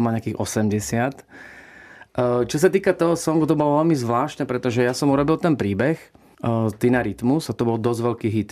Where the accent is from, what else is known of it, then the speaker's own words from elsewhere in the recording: Slovakia; moved away; also born or lived in United States; ja som prišiel domov na Slovensko